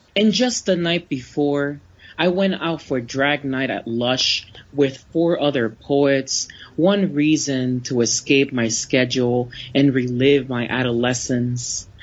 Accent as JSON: {"language": "English", "region": "Florida", "country": "United States", "tie": "born or raised there", "said": "I grew up in Florida"}